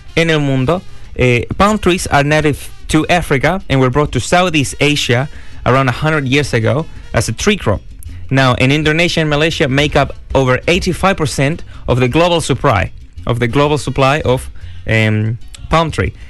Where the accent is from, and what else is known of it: Chile